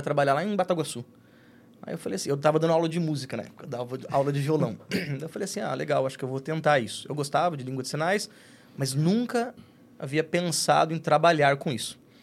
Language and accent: Portuguese; Piracicaba, São Paulo, Brazil; first language Portuguese; moved away; also born or lived in Presidente Epitácio; a cidade onde eu estava morando em Presidente Pitácio, eu sou de Piracicaba